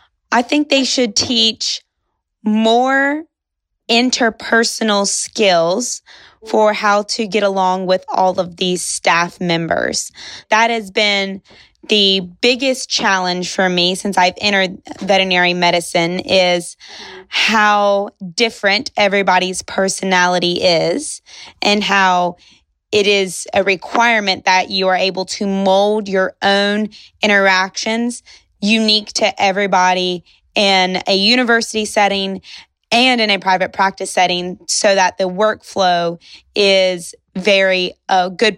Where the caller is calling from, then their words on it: Shepherdsville, Kentucky, United States; Well, today I'm calling in from Shepherdsville, Kentucky, which is just south of Louisville, Kentucky.